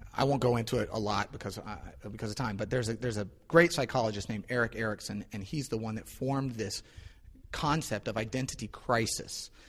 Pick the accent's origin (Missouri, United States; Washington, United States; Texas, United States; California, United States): Missouri, United States; St. Louis; moved away; I'm from St. Louis